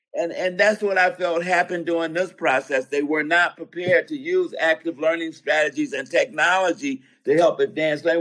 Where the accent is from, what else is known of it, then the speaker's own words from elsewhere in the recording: Roseville, United States; I come from Roseville. That's where I went to school